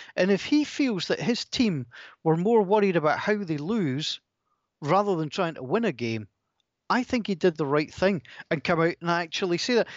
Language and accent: English; Scotland, United Kingdom; two Scottish broadcasters